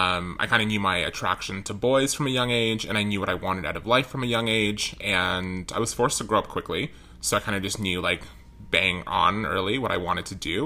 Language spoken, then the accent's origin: English; Richmond Hill, Ontario, Canada; I was born in Richmond Hill, just north of the city.